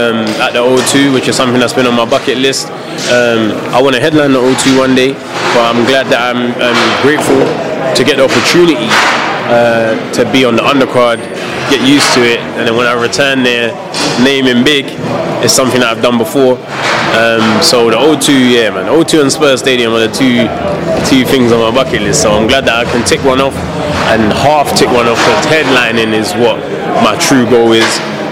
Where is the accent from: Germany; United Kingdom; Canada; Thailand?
United Kingdom; London; I'm from London.